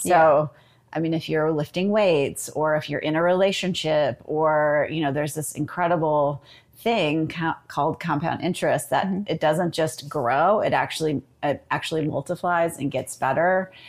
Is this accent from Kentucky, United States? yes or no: no; Austin, Texas, United States; Here in my hometown.